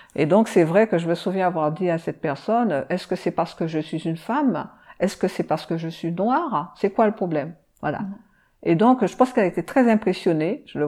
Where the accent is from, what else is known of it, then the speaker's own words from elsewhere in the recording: Martinique, France; je viens de la Martinique